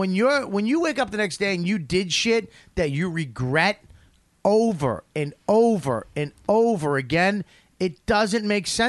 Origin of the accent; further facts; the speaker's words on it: Australia; I'm not fucking white. I'm Australian.